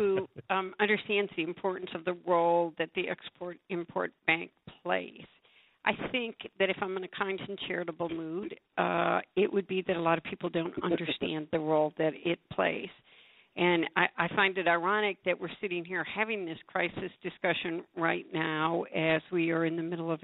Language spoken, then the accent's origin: English; Michigan, United States; from Michigan alone. Which is my home state